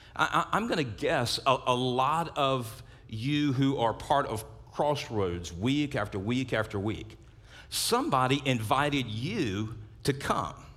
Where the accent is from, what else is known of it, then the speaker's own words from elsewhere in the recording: South Louisiana, United States; I grew up in South Louisiana